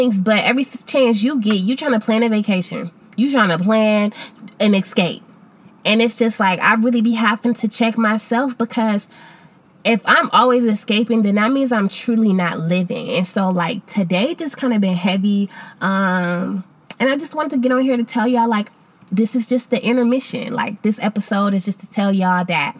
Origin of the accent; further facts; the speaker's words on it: Akron, Ohio, United States; moved away as an adult; I moved back to my hometown of Akron, Ohio